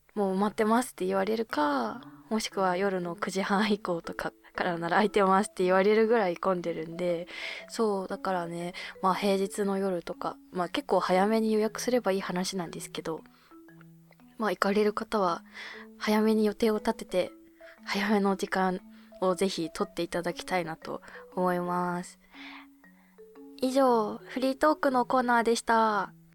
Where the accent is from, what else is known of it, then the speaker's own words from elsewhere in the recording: Abashiri, Hokkaido, Japan; now in Tokyo, Japan; 私の地元の網走